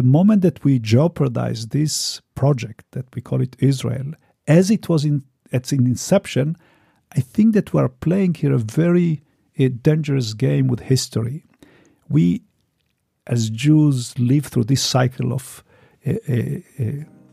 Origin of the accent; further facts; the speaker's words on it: Romania; moved away; I was born in Romania